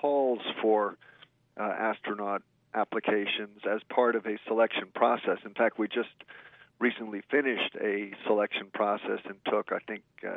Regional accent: New York area, United States; I grew up in the New York area

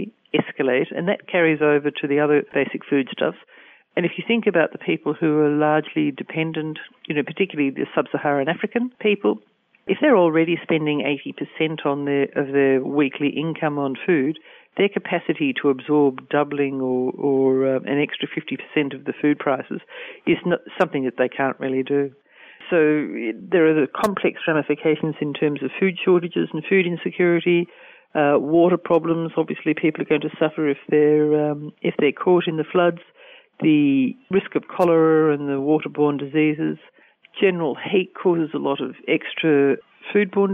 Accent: Australia; I'm Australian and my work is focused on Australia at the moment

